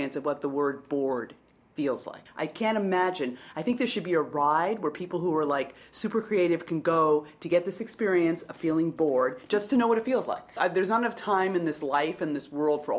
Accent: New York City, New York, United States; I grew up in the Lower East Side of Manhattan.

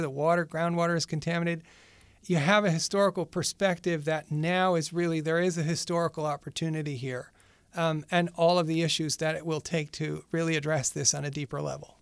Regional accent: Western New York, United States; moved away as an adult; also born or lived in Boston / El Salvador; I'm originally from Western New York, in a little town, uh, in between Rochester and Buffalo

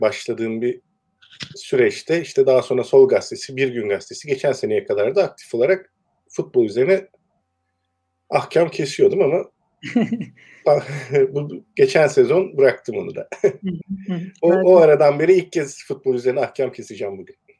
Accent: Eskişehir, Turkey; moved away as an adult; also born or lived in Ankara; E, ben Eskişehir'de doğdum. İlkokulu, ortaokulu, liseyi Eskişehir'de okudum.

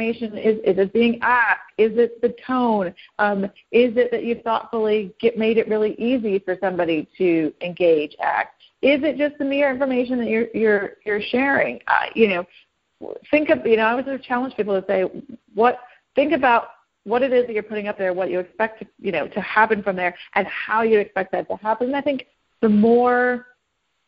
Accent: the South, United States; I'm a Southerner. I'm from the South

